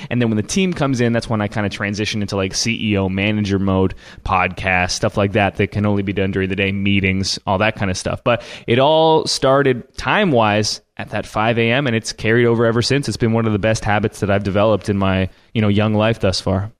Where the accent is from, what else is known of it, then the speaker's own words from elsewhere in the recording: Canada; I'm Canadian.